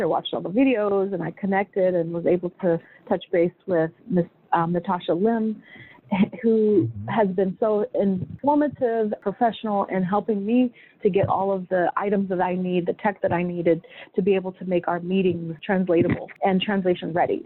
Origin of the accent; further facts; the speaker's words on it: Sacramento, California, United States; moved away; I grew up in Sacramento, California